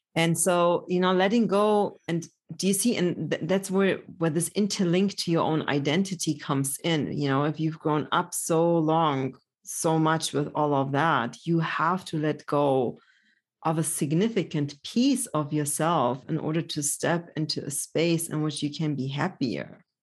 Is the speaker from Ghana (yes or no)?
no; Germany; also born or lived in Poland; I was born in Poland, grew up in Germany